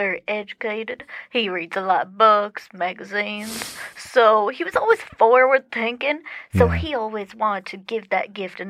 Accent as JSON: {"language": "English", "region": "Texas", "country": "United States", "said": "West Texas."}